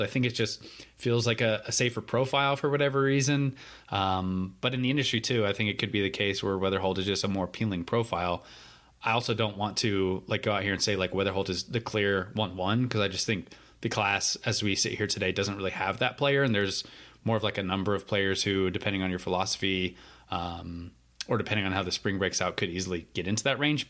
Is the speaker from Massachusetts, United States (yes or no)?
no; North Carolina, United States; how great my home state is